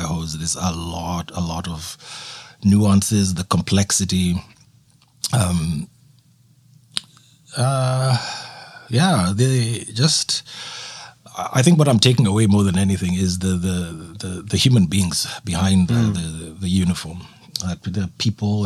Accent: Kenya; moved away as an adult; also born or lived in Nairobi / Halifax, Canada; now in Esquimalt, Canada; growing up in Kenya

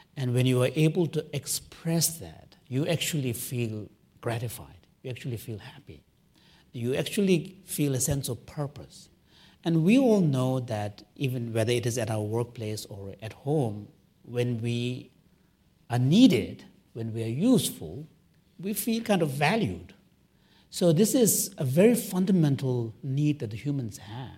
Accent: Canada; I'm a Canadian

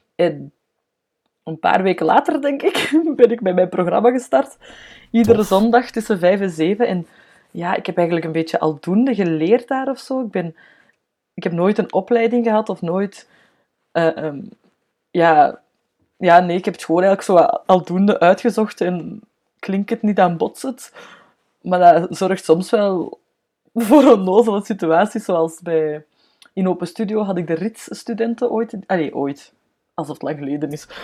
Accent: Antwerp, Flanders, Belgium; ik kom van Antwerpen, hè, dus dat hoort je normaal heel hard

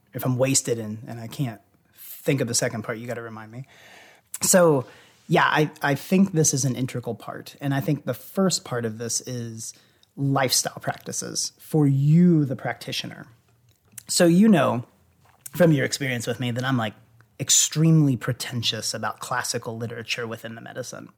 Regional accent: Louisville, Kentucky, United States; I grew up in Louisville

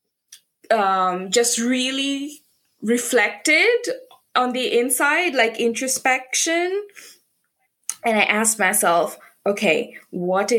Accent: Bangladesh; now in United Kingdom; I am originally from Bangladesh

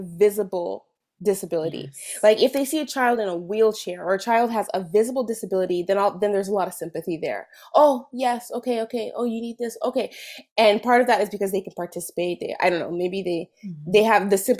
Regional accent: California, United States; moved away as an adult; now in Quebec, Canada; I'm from California originally.

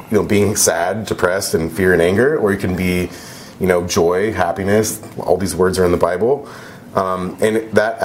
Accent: Joshua Tree, California, United States; I grew up in Joshua Tree, in the Monument, where there was solar power

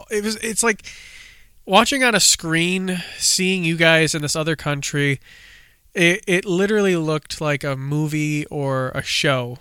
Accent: United States; in thirty minutes from my home state

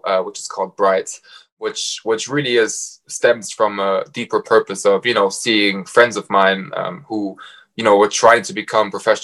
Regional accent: Frankfurt, Hesse, Germany; moved away as an adult; also born or lived in Warwick, England / Cambridge, England / Bath, England; now in London, United Kingdom; I'm from Frankfurt, and I left Germany in 2016 to go study at Warwick Business School

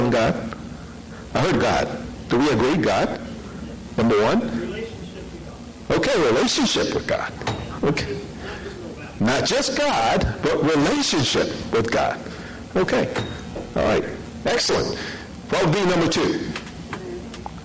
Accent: New York City, New York, United States; I'm from New York City

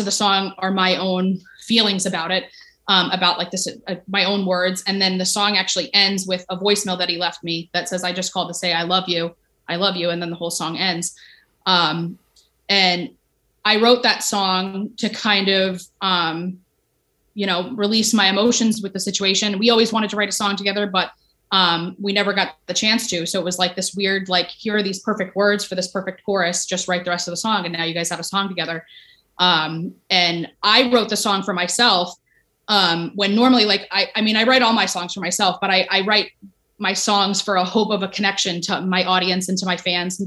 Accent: Ho-Ho-Kus, New Jersey, United States; I grew up in Jersey

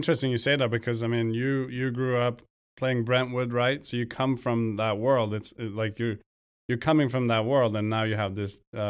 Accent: Sweden; moved away; I come from Sweden, back home.

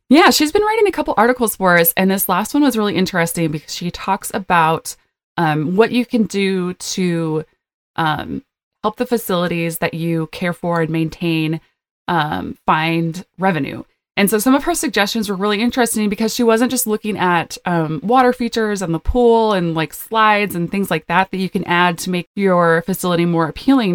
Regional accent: two hours from Minot, North Dakota, United States; North Dakota, which is two hours from my hometown

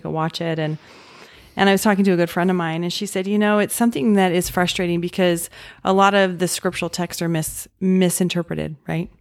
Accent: Utah, United States; I grew up in Utah

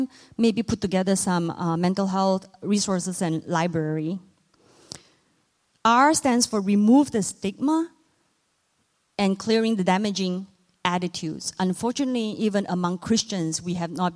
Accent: Malaysia; moved away; I myself was born and raised in Southeast Asia. I'm from Malaysia.

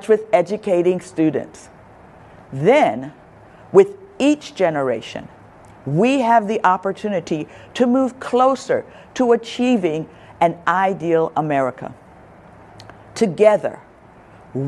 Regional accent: Chester, Pennsylvania, United States; moved away; I was born and raised in Chester, Pennsylvania, which is 20 minutes from Philadelphia

